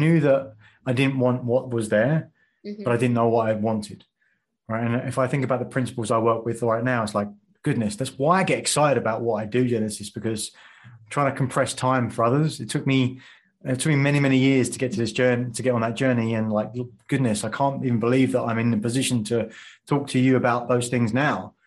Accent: England, United Kingdom; moved away as an adult; when I grew up in England and working in financial services

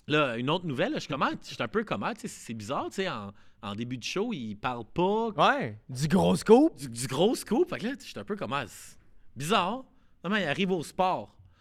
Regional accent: Montreal, Quebec, Canada; nous, à Montréal

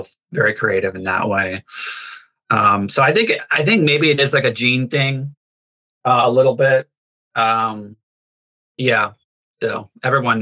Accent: North Carolina, United States; I grew up in North Carolina

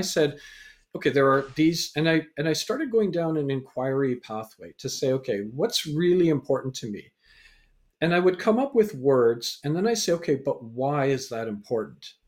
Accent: Canada; also born or lived in England; so I was born in England, raised in Canada

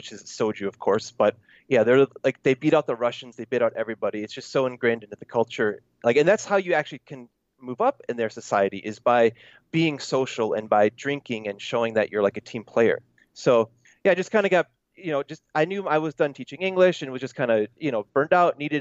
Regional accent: United States; moved away as an adult; also born or lived in Korea; I was born in the United States

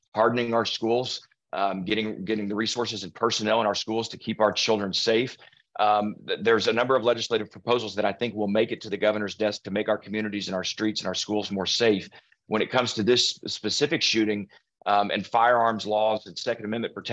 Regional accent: Allen, Texas, United States; It's hit my hometown

